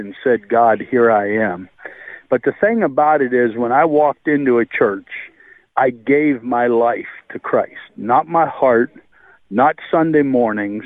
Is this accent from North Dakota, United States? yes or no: yes; North Dakota, United States; I was born in North Dakota.